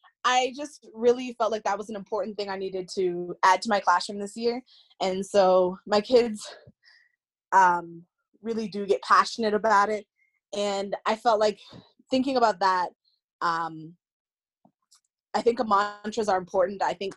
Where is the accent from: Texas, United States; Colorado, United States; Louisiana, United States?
Colorado, United States; born there; I was born in Colorado, but okay. I've kind of lived all over.